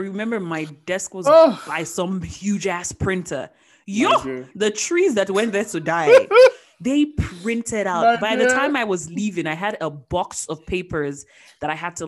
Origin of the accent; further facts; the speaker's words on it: Imo, Nigeria; moved away; I'm from Imo State